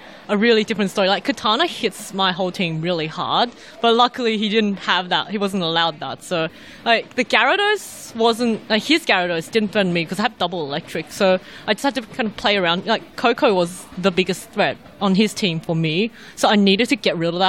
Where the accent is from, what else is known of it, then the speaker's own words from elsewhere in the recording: Sydney, New South Wales, Australia; I'm from Sydney